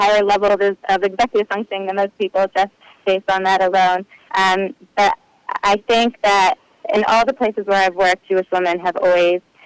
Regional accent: Ottawa, Ontario, Canada; now in New Jersey, United States; I grew up in Ottawa, Canada

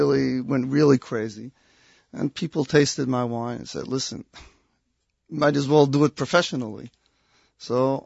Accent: Israel; accent: slight little Boston twang; also born or lived in Boston; parents made Aliyah when I was 4 years old

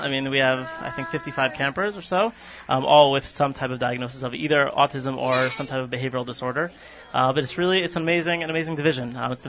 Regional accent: New York City, New York, United States; moved away; Staten Island, originally.

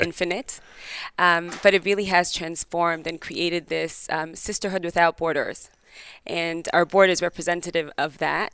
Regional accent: Jerusalem, Jerusalem District, Israel; moved away as an adult; now in Atlanta, United States; I'm from Israel. I'm from Yerushalayim

